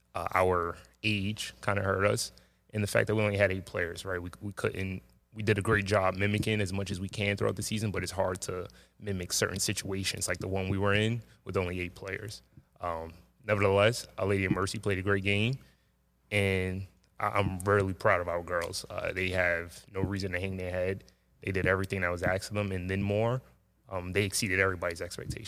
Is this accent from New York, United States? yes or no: yes; New York City, New York, United States; I grew up in, uh, Jamaica, Queens, Springfield Gardens